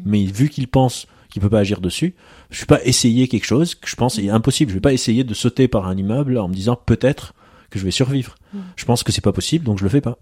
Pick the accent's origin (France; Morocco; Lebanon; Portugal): Lebanon; je suis d'origine libanaise, je suis libanais